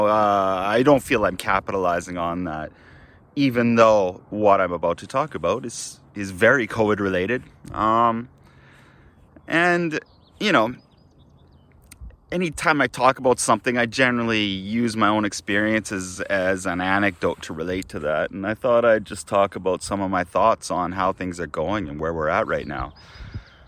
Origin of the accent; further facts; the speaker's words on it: Kamloops, British Columbia, Canada; moved away as an adult; also born or lived in Japan / Australia; I'm in Kamloops, British Columbia, Canada. My hometown, the place where I grew up